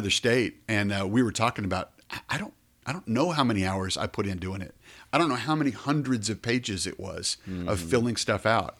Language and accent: English; Colorado City, Texas, United States; You know, when I was a kid, you come to Abilene, I was from Colorado City, you come to Abilene to go shop in Blaze